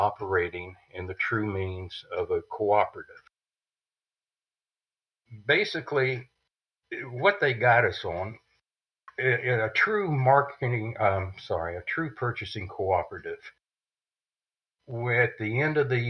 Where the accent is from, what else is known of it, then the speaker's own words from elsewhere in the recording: Winter Haven, Florida, United States; I came back to my hometown, which is Winter Haven, Florida